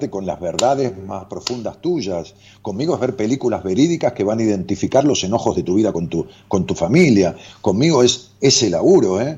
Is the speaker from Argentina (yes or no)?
yes; Argentina; como argentino